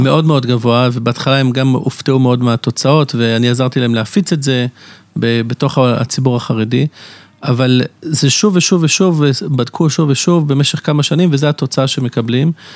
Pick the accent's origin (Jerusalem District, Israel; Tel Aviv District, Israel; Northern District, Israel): Jerusalem District, Israel; Jerusalem; moved away as an adult; now in Bnei Brak, Israel; גדלתי בירושלים